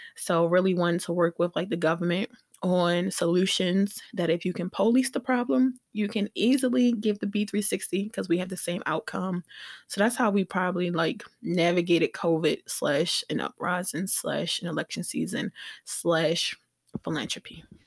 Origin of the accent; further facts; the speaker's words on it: Baltimore, Maryland, United States; We're all Black from Baltimore